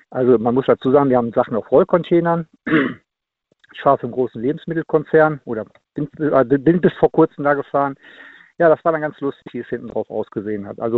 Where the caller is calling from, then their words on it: Much, North Rhine-Westphalia, Germany; Ich komme aus Much.